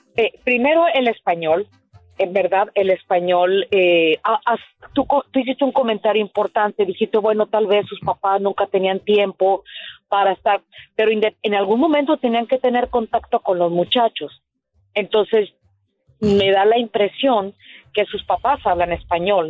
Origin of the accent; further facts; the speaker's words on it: Monterrey, Nuevo León, Mexico; now in United States; soy originaria de Monterrey